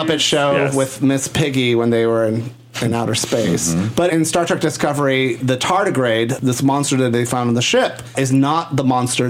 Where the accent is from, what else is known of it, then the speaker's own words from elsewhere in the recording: Puerto Rico; accent: Chicago accent; I'm from Puerto Rico and speak with a Chicago accent.